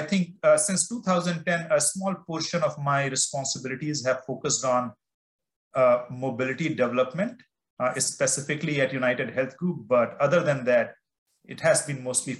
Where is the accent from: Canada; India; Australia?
India; I grew up in India and I love mangoes.